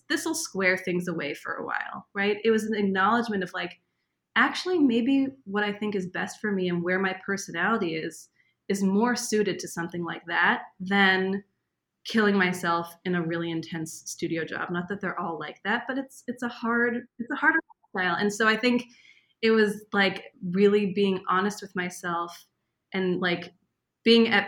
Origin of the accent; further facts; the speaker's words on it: East Coast, United States; because he's from Israel. I'm from the East Coast.